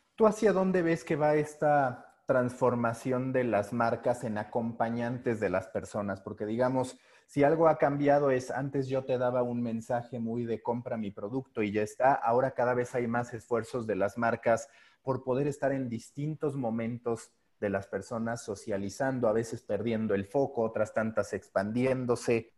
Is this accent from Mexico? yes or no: yes; Mexico; siendo mexicano